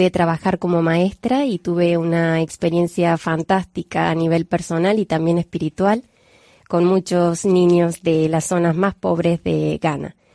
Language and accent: Spanish; Fuengirola, Andalusia, Spain; also born or lived in Córdoba, Argentina; Bueno, soy de Córdoba, de Argentina, pero me mudé a España con 11 años. Desde entonces he crecido en Málaga, concretamente en Fuengirola.